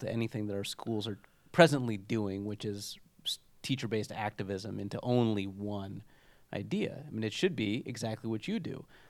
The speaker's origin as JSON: {"language": "English", "town": "Chicago", "region": "Illinois", "country": "United States", "tie": "born or raised there", "said": "I went to a public high school growing up around Chicago"}